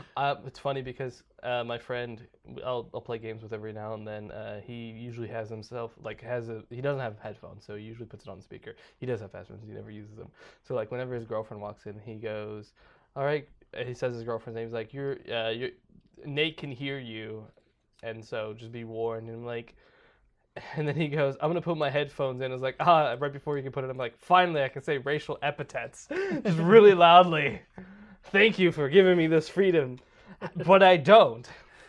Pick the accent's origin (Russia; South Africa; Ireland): Ireland; I have immunity to racism. I am Irish.